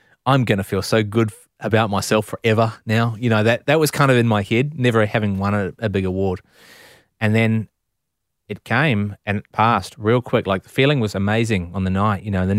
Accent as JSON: {"language": "English", "country": "New Zealand", "said": "That was about the pride that I felt as a New Zealander that we were so blessed to live in this country."}